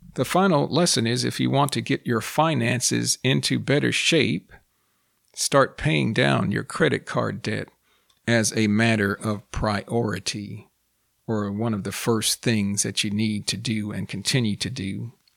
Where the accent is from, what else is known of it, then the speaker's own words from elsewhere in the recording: United States; first language English; I am a native English speaker, born and raised in the United States